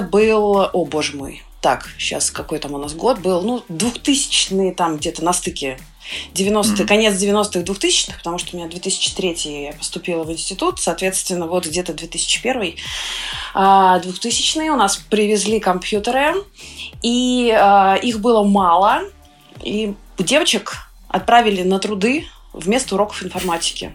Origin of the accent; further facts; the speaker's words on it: Sergiev Posad, Moscow Oblast, Russia; я росла в Сергиевом Посаде, относительно небольшой город в, в Московской области